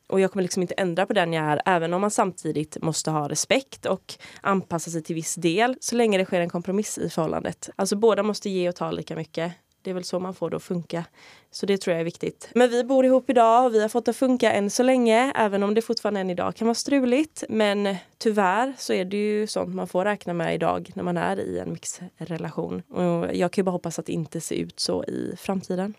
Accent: Sweden; jag är svensk

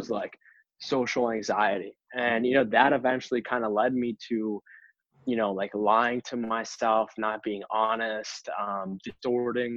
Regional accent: Boston, Massachusetts, United States; I grew up in Boston, East Coast.

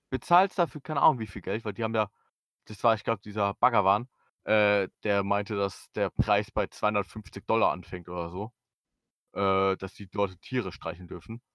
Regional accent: Germany; als Deutscher, der kein Tür äh, Türkisch kann

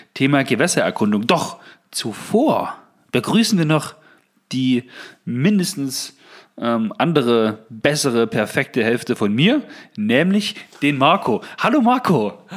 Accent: Saxony-Anhalt, Germany; Bei uns in Sachsen-Anhalt

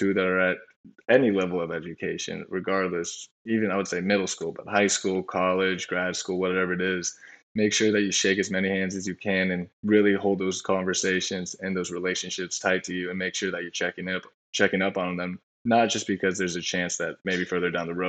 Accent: Southern Orange County, California, United States; also born or lived in Los Angeles / South Bend, Indiana; I'm from Southern Orange County

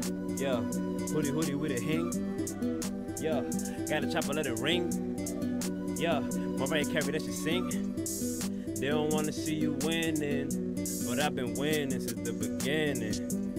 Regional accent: Bronx, New York, United States; now in Paterson, United States; And I'm in Patterson. And I'm from the Bronx. Bronx nigga, anyhow.

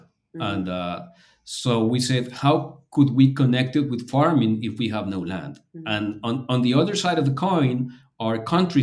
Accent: Lima, Peru; here in Lima, Peru, in my hometown

